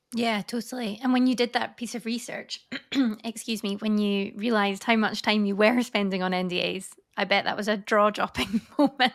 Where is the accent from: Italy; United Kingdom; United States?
United Kingdom; Scotland; now in Paris, France; I'm obviously from Scotland originally, but Leeway is based in Paris. Um, so I'm living out there at the moment